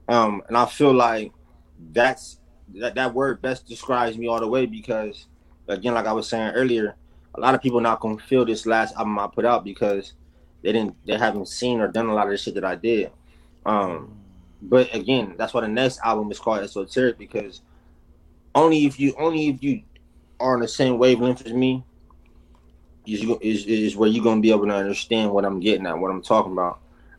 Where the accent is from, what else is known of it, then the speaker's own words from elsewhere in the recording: East Coast, United States; But even then, like, nah, bro, I grew up on the East Coast.